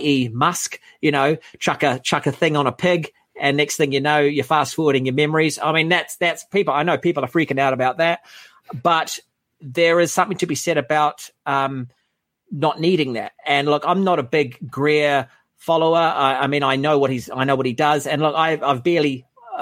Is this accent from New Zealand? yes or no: yes; New Zealand; I'm from the Shire. I'm from a little, island in the South Pacific, set of islands, I should say.